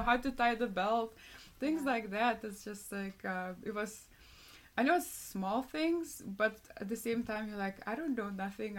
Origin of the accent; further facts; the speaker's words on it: Lithuania; moved away; I'm from Lithuania